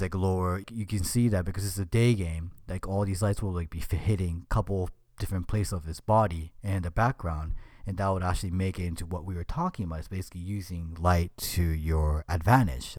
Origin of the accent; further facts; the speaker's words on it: Japan; moved away; I was in Japan, my home country